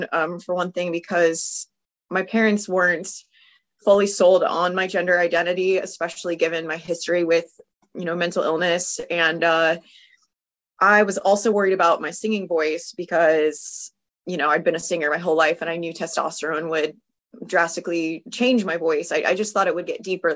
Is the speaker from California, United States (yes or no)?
yes; California, United States; I'm from California